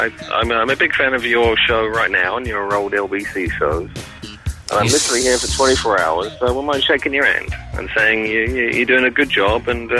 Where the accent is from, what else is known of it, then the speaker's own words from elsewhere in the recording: England, United Kingdom; now in Canada; Well, I'm from England, but I work in Canada. I live in Canada now.